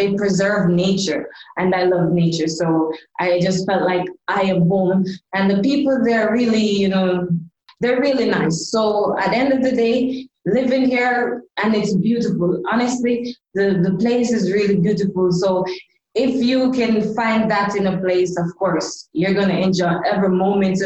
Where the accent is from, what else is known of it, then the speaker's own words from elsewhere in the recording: Jamaica; moved away as an adult; also born or lived in Dubai; I am originally from Jamaica. Growing up in Jamaica was really fun